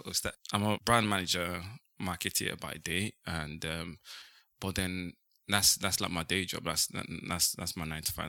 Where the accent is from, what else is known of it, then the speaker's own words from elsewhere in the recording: Nigeria; moved away as an adult; now in United Kingdom; I was born in Ni-, I raised in Nigeria. I lived in Nigeria for, like, um, many years